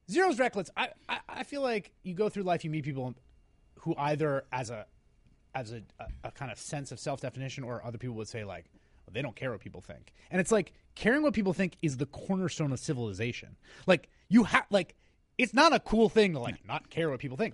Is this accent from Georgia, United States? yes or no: no; New York City, New York, United States; I was born and raised in New Yo-, in New York, in the Bronx